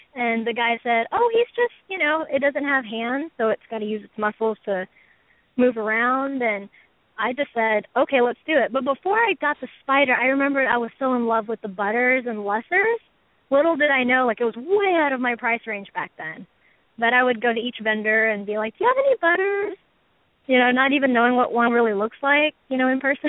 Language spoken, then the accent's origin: English; Houston, Texas, United States; I'm from Houston, Texas